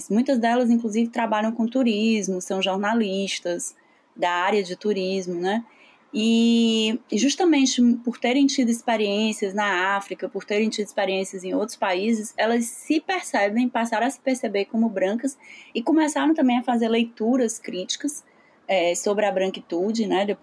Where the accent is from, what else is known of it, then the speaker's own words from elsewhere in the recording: Ceará, Brazil; Em algumas situações a gente pode sim ter sido vítima de racismo como cearenses